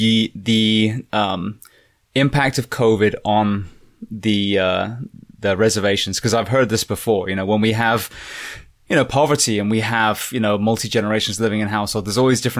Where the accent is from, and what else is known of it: United Kingdom